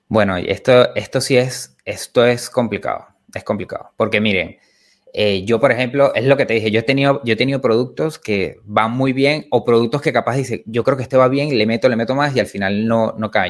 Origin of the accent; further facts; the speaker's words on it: Venezuela; moved away as an adult; now in Argentina; yo soy venezolano